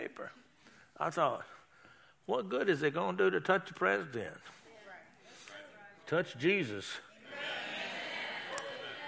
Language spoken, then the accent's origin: English; Texas, United States; being a Texan